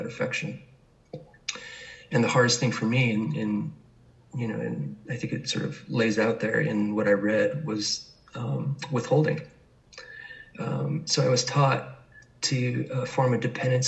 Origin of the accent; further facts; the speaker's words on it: New York City, New York, United States; I was born in New York City in Manhattan